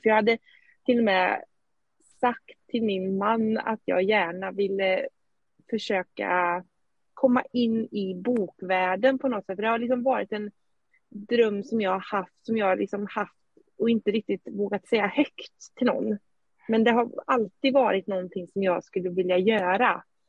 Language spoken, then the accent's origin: Swedish; Skövde, Västra Götaland, Sweden; now in Eskilstuna, Sweden; Vi bor just nu i Eskilstuna men jag kommer från Skövde ursprungligen